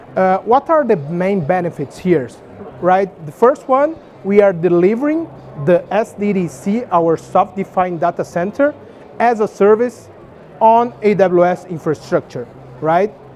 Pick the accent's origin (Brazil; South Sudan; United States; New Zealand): Brazil; I'm from Brazil.